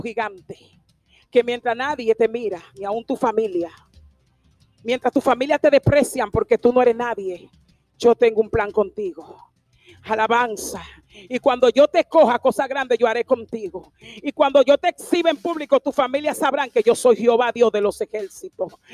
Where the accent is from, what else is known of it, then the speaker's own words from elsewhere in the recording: La Romana, Dominican Republic; also born or lived in Higüey; Yo no soy de Higüey, tú sabes, yo soy de la romana